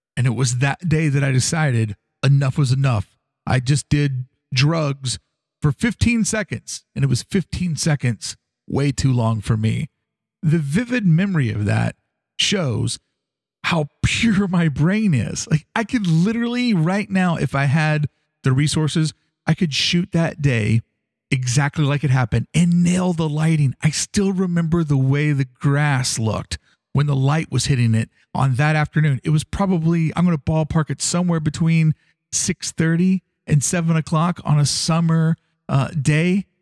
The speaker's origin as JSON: {"language": "English", "town": "Louisville", "region": "Kentucky", "country": "United States", "tie": "born or raised there", "said": "growing up in Louisville, Kentucky"}